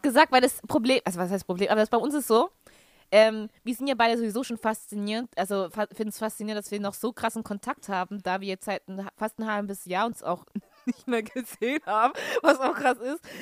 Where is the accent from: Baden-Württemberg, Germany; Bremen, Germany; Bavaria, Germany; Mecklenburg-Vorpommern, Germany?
Baden-Württemberg, Germany; Stuttgart; moved away as an adult; also born or lived in Sulzbach-Rosenberg; now in Osnabrück, Germany; gebürtige Stuttgarterin. Ähm, bin, wohne jetzt aber momentan in Osnabrück.